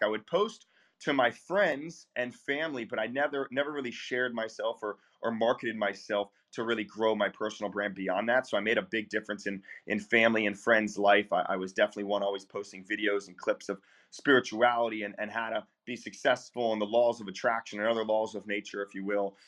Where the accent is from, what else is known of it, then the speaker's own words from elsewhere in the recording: Eastern North Carolina, United States; also born or lived in Charleston, South Carolina; now in Fort Lauderdale, United States; my small Eastern North Carolina hometown where I grew up uh, towards the Outer Banks